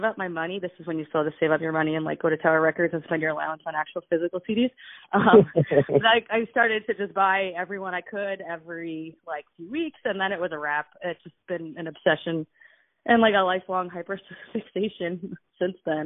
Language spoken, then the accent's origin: English; Long Island, New York, United States; moved away as an adult; now in Brooklyn, United States; born and raised in Long Island